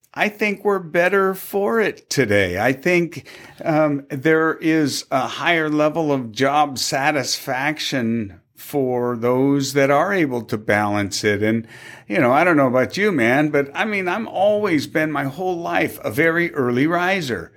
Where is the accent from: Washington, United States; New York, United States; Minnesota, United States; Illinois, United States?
Washington, United States; Tacoma; moved away; also born or lived in Gig Harbor; I was born and raised in Tacoma